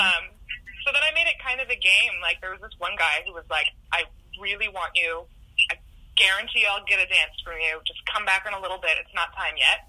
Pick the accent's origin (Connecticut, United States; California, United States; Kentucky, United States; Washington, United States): Washington, United States; Seattle; also born or lived in France; we grew up in Seattle